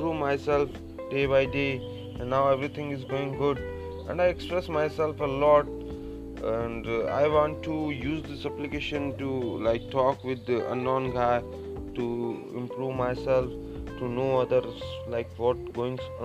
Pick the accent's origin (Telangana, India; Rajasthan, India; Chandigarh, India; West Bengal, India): Rajasthan, India; English is a second language; moved away as an adult; now in Delhi, India; originally I'm from Rajasthan, and I completed my graduation there. After that I came here for job